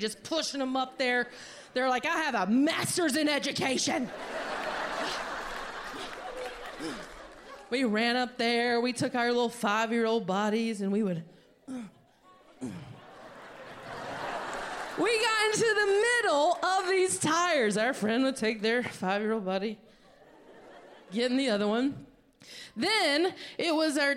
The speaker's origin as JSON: {"language": "English", "region": "North Carolina", "country": "United States", "tie": "born or raised there", "said": "I'm from North Carolina"}